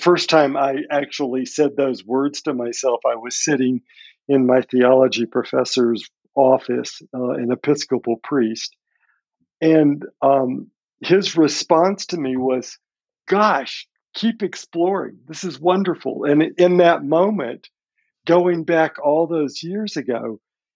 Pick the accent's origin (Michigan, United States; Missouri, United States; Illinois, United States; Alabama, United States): Alabama, United States; Birmingham; moved away; I grew up in Birmingham, Alabama. I'm first generation Lebanese